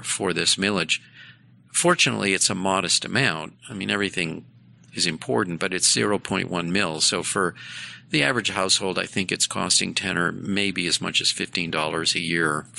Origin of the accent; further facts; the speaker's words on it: Boston, Massachusetts, United States; moved away as an adult; now in Detroit, United States; Growing up in Boston